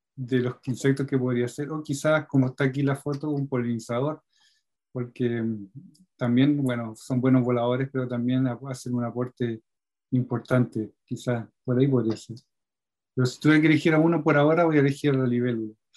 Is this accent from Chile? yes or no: yes; Talca, Maule, Chile; now in southern Chile; la zona de Talca, de donde yo vengo